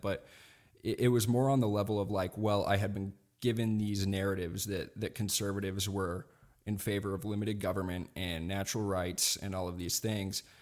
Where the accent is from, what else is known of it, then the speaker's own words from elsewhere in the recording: Montana, United States; I grew up here in Montana